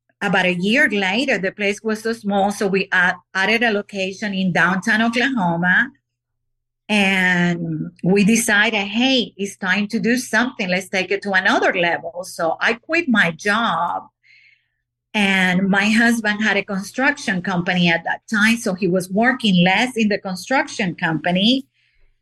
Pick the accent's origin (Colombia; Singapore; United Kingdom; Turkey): Colombia; Barranquilla, Atlántico; now in United States; in Barranquilla, Colombia, my hometown